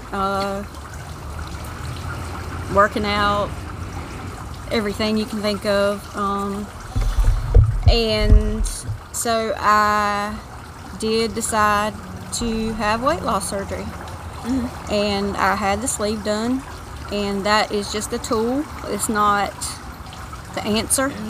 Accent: Tifton, Georgia, United States; I'm from Tifton.

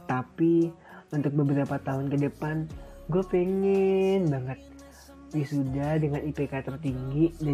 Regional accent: Lampung, Indonesia; born there; Gue lahir di kota kecil dengan sejuta kenangannya. Yang sering dibilang, kota gue itu kota begal, katanya. Pasti dari kalian udah tahu kan jawabannya? Yaps, Lampung jawabannya.

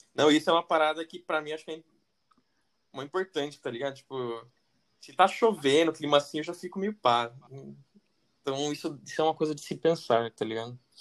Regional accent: Itatiba, São Paulo, Brazil; moved away; also born or lived in France; a gente é de Tatiba ainda, que é bem tranquilo

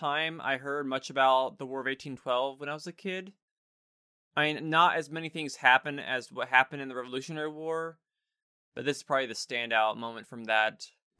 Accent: Greece; No, I'm from Greece.

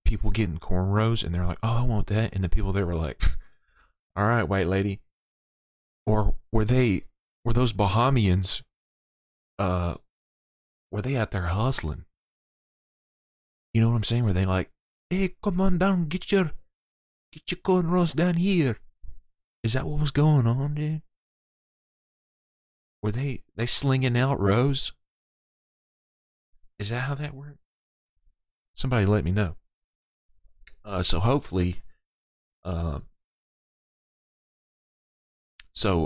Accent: the South, United States; I'm from the South. And I don't have that hardcore of an accent.

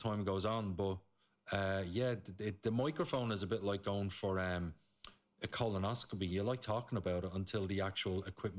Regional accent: Coolock, Leinster, Ireland; I'm from Coolock, Costa del Coolock.

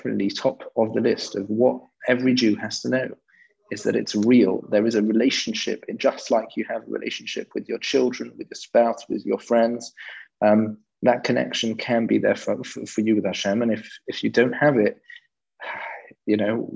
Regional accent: London, United Kingdom; I grew up in London, and I'm pretty British. You might be able to tell from my accent, but I'm pretty English in that sense

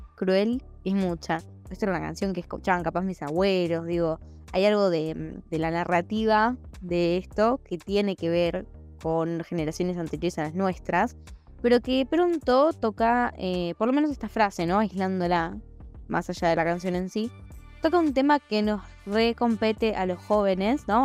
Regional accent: Argentina

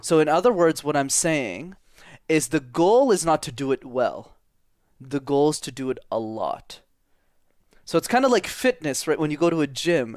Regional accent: Montreal, Quebec, Canada; first language English; I'm fluent in French is because I grew up in Montreal in Canada.

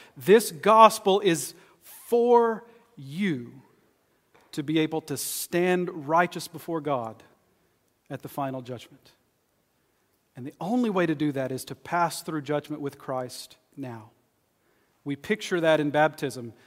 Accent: East Texas, United States; where I grew up in East Texas.

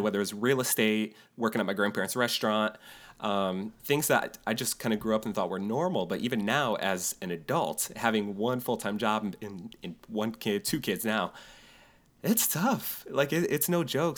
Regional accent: New York, United States; moved away; a friend of mine I grew up with in New York

